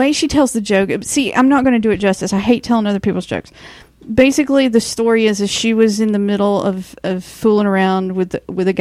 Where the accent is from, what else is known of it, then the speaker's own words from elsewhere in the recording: the South, United States; also born or lived in Zephyrhills, Florida; I'm from the South